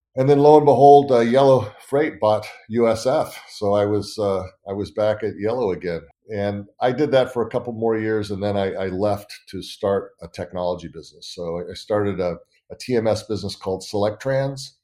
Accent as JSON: {"language": "English", "region": "Northern California", "country": "United States", "tie": "born or raised there", "also_born_or_lived": "San Diego", "said": "I grew up in California, Northern California."}